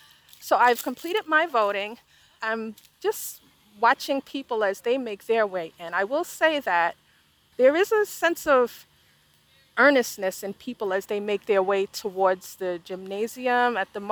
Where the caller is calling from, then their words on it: Charlotte, North Carolina, United States; I am recording from Charlotte, North Carolina in Mecklenburg County.